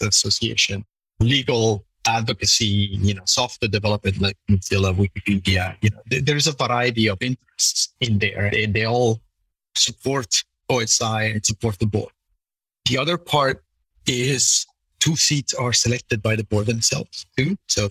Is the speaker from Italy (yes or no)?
yes; Italy; being Italian and growing up in Italy